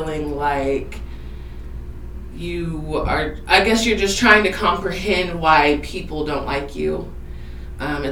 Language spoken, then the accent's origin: English; Iola, Kansas, United States; also born or lived in Wichita, Kansas / Colony, Kansas; I was in Colony until I was 8, and then my grandparents and I moved here to Iola, and I have... it's been my hometown ever since